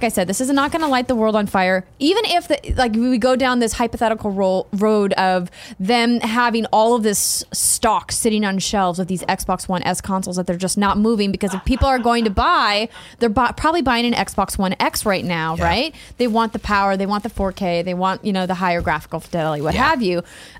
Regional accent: Fargo, North Dakota, United States; You know, but I think about my hometown in Fargo, North Dakota, and you have to live in the right neighborhood to get the right access.

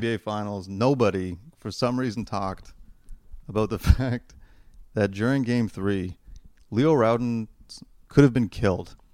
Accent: Toronto, Ontario, Canada; we're from Toronto

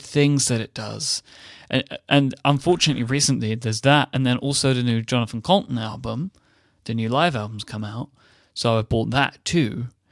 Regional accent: United Kingdom

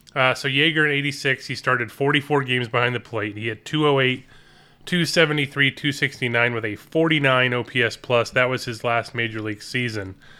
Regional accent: Palm Springs, California, United States; I grew up in Palm Springs, which is roughly two hours from Los Angeles

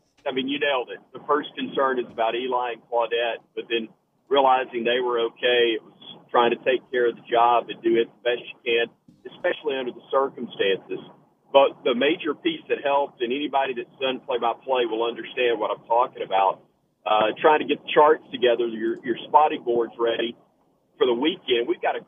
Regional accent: Alabama, United States; I grew up in Alabama, been an Alabama fan my whole life.

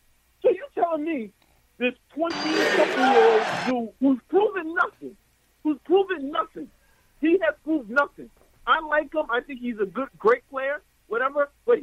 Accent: New York, United States; Because we're not going to be bullied. We're from New York.

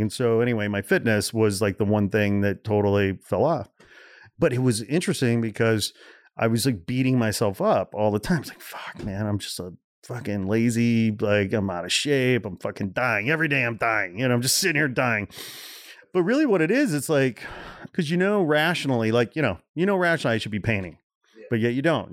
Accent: Portage, Indiana, United States; also born or lived in Gary, Indiana; I was born in Gary, Indiana. I grew up about fifteen miles east in a town called Portage

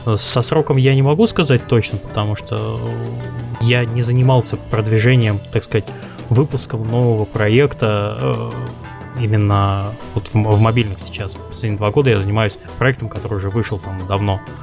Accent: Kaliningrad, Kaliningrad Oblast, Russia; я из Калининграда

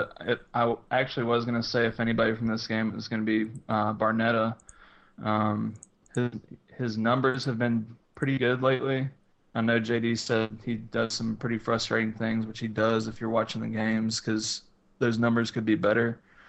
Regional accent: Philadelphia, Pennsylvania, United States; Well, yeah, I'm from Philly, bad.

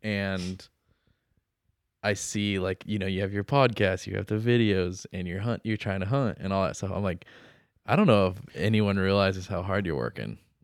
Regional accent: Santa Maria, California, United States; I grew up in Santa Maria, so we do Santa Maria barbecue

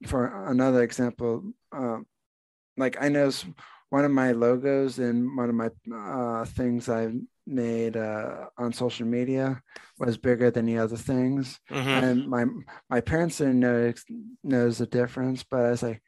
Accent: New Jersey, United States; moved away; also born or lived in Pennsylvania; I grew up in New Jersey

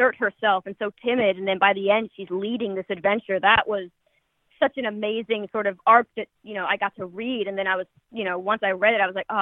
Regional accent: Palm Springs, California, United States; also born or lived in Los Angeles; I grew up in Palm Springs

